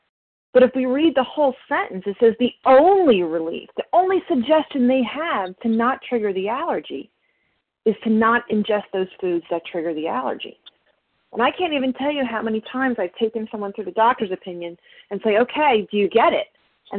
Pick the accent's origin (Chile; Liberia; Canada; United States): United States; New Jersey; you know what, I'm from Jersey.